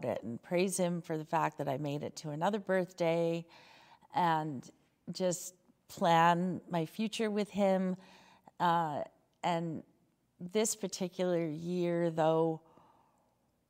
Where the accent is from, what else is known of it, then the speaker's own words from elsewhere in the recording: Saskatoon, Saskatchewan, Canada; I'm from Saskatoon.